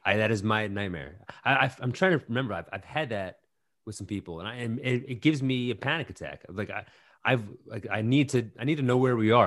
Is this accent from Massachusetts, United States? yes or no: no; New York, United States; growing up around New York